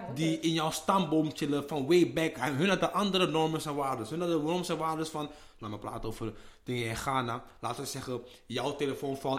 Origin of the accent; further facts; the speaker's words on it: Amsterdam, North Holland, Netherlands; ik ben een Ghanese jongen uit de Belmer